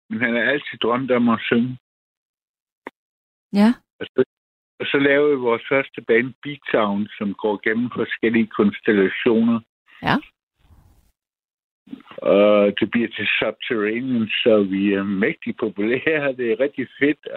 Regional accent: Vissenbjerg, Southern Denmark, Denmark; I mit barndomshjem. En stor øh, gammel tyrestation i Vissenbjerg på Fyn

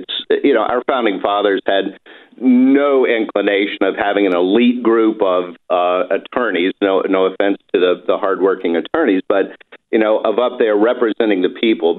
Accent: Appomattox County, Virginia, United States; also born or lived in Raleigh, North Carolina / Washington, D.C.; now in Durham, United States; Actually, I grew up on a farm. I really like history, so this kind of points to it as well, in Appomattox County, Virginia.

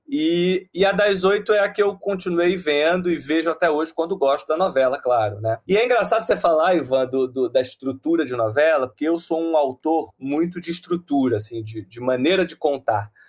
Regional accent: Rio de Janeiro, Brazil; Eu sou carioca, né? E eu venho de uma família de classe média baixa, que nasceu no subúrbio do Rio, nasci no subúrbio do Rio de Janeiro

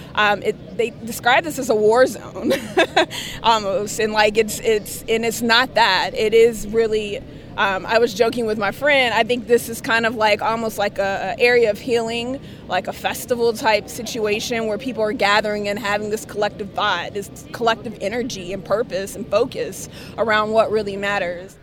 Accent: the South, United States; now in Seattle, United States; I'm from the South, born and raised. I'm a Southern girl

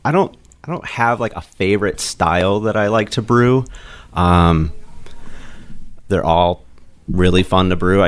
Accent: Goshen, United States; I'm originally from Goshen

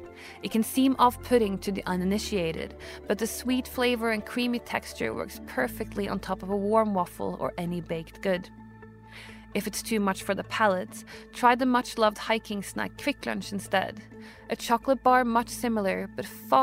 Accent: Oslo, Norway; Today I'm taking you to my hometown of Oslo, Norway

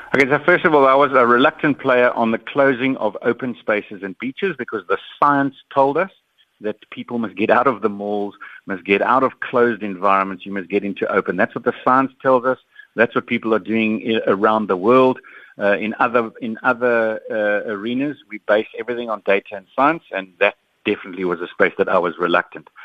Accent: South Africa; I'm a South African

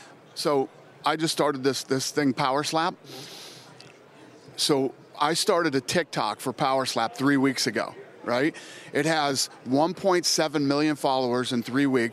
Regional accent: Las Vegas, Nevada, United States; I grew up in Vegas when there were 200,000 people there

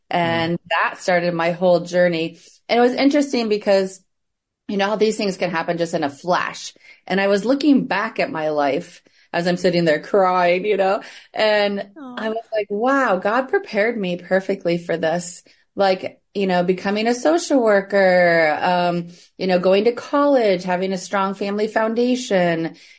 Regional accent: Midwest, United States; also born or lived in Indiana / Michigan / Connecticut; now in Columbus, United States; I was raised in the Midwest, United States, so I currently live in Columbus, Ohio. But I've been all around, you know, Ohio, Indiana, Michigan, even Connecticut.

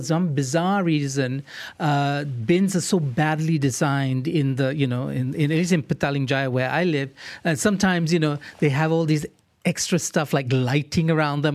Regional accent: Singapore; now in Malaysia; I grew up in Singapore

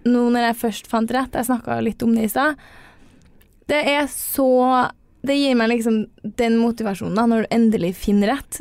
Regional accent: Trondheim, Trøndelag, Norway; Jeg er jo fra Trondheim og studerer i Trondheim, så jeg har jo hele livet mitt her.

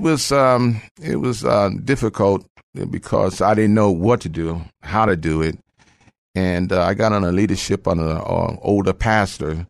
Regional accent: Phoenix, Arizona, United States; moved away as an adult; now in San Antonio, United States; I am, uh, from Phoenix, Arizona. I moved here about thirty-five years ago.

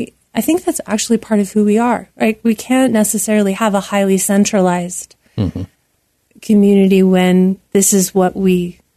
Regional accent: Rust Belt, United States; And I, growing up near the Rust Belt and working in the Rust Belt, I know what that feels like.

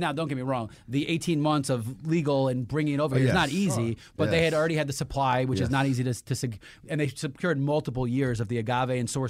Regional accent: New York, United States; and I'm a New Yorker.

